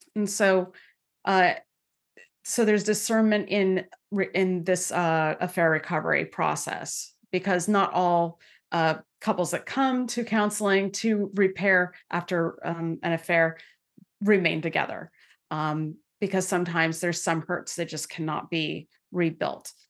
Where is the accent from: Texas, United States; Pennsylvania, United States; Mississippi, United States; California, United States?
California, United States; Santa Clara; I grew up in santa clara california